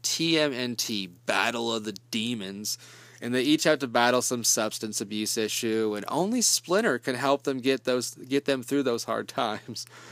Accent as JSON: {"language": "English", "region": "Kansas", "country": "United States", "said": "I'm from Kansas"}